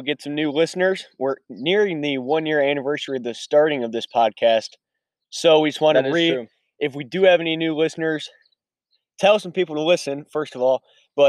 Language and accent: English; Clinton, Iowa, United States; From Clinton, Iowa, shout out to the 563